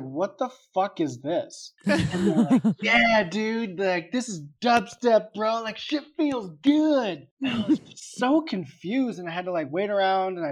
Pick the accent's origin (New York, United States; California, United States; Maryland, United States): California, United States; San Diego; moved away as an adult; I was from San Diego